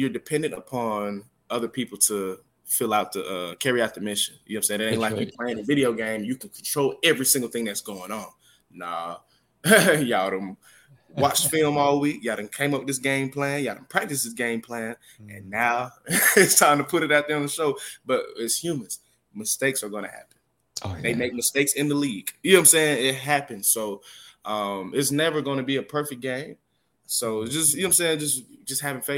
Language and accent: English; Smyrna, Georgia, United States; moved away as an adult; also born or lived in Atlanta, Georgia / Beijing, China; growing up in Georgia